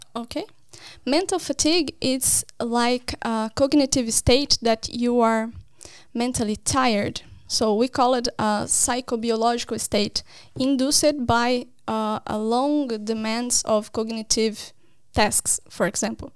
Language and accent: English; Brazil; moved away as an adult; now in Norway; I am from Brazil, from a university in Paraná.